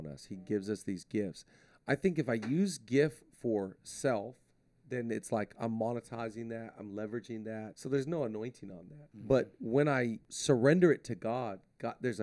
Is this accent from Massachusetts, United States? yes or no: no; Shelton, Washington, United States; now in Los Angeles, United States; I was born in Shelton, Washington